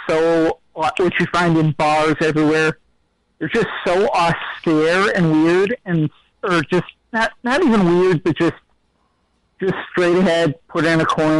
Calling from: Fargo, North Dakota, United States; I'm calling from Fargo.

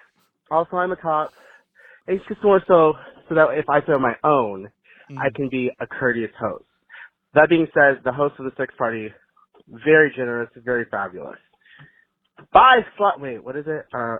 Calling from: Austin, Texas, United States; Hi, folks. I'm calling from Austin, Texas, and I just left a fabulous sex party.

